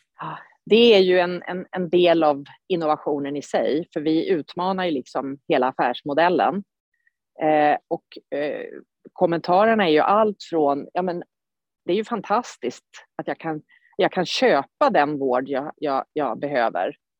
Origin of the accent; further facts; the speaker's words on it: Sweden; som svensk